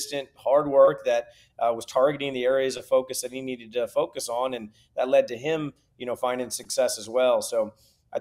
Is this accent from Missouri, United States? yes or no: yes; St. Louis, Missouri, United States; also born or lived in Nashville; growing up in St. Louis, you get, you know, all the seasons